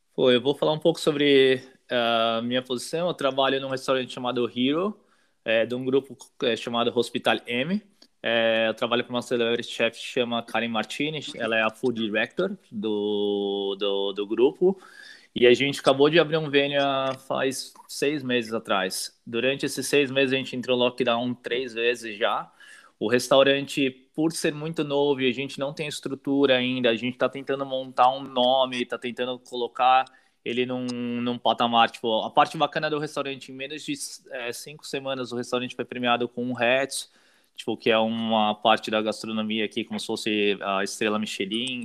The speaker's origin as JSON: {"language": "Portuguese", "region": "São Paulo", "country": "Brazil", "tie": "born or raised there", "also_born_or_lived": "Sydney, Australia", "moved": "as an adult", "lives_now": "Melbourne, Australia", "said": "Eu sou de São Paulo, né? Uh, morei minha vida inteira em São Paulo."}